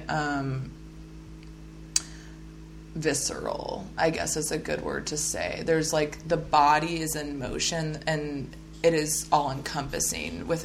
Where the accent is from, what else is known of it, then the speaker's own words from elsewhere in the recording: Midwest, United States; also born or lived in Oklahoma / Kansas; I've noticed too, because I am a Midwesterner and living out here in the Pacific Northwest.